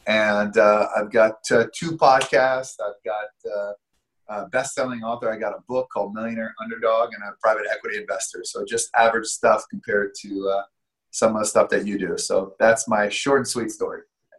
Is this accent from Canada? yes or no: yes; Canada; moved away; I came from Canada about over 10 years ago with no money